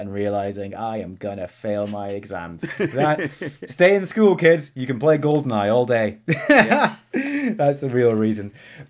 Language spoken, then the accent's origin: English; Scotland, United Kingdom; now in England; I'm Scottish, mate. Yeah, I know. I don't sound it.